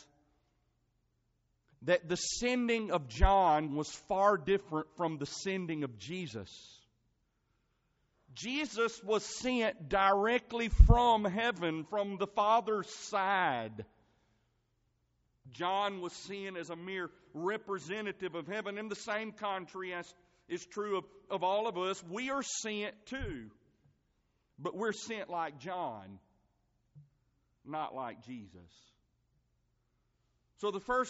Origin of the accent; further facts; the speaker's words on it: Marengo County, Alabama, United States; I'm from Marengo County